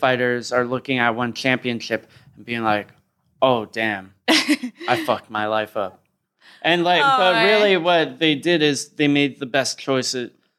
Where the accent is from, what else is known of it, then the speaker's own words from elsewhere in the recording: United States; I'm American. My understanding of government and geography is terrible.